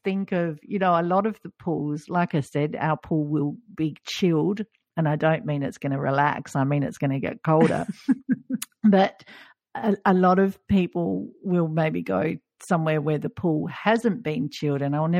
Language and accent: English; Australia; as an Australian, it was like, no, this doesn't feel like summer swimming to me.